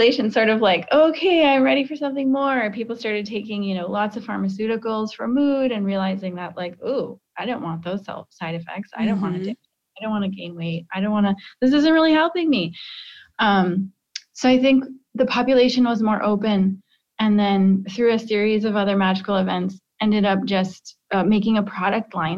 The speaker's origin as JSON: {"language": "English", "region": "Midwest", "country": "United States", "tie": "born or raised there", "said": "I grew up in the Midwest"}